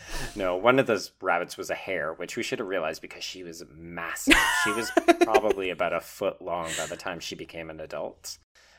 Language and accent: English; Calgary, Alberta, Canada; I grew up in Calgary